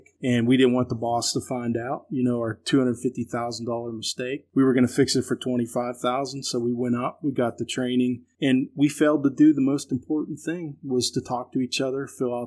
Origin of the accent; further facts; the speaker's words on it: Pittsburgh, Pennsylvania, United States; I was born and raised in Western PA around Pittsburgh area